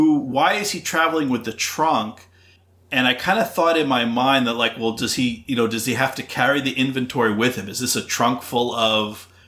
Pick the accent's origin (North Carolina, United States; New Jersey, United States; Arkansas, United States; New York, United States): New Jersey, United States; also born or lived in suburbs of Boston, Massachusetts; now in Boston suburbs, United States; I grew up in New Jersey.